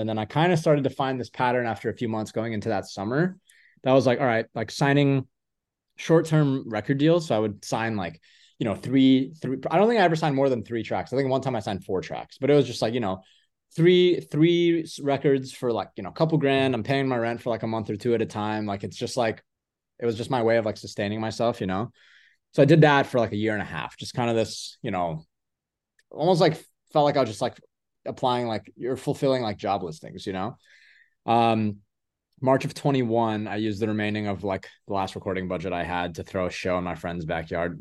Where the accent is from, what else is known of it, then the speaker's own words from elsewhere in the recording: Louisville, Kentucky, United States; moved away as an adult; now in Los Angeles, United States; I grew up a lot of my life in Louisville, Kentucky.